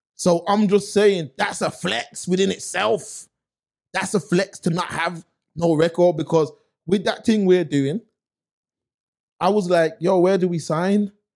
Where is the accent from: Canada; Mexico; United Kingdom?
United Kingdom; Birmingham, West Midlands; I'm from Erdington